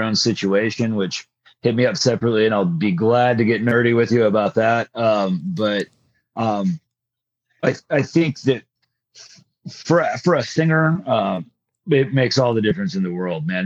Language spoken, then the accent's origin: English; Greenville, Texas, United States; I grew up in Greenville, Texas.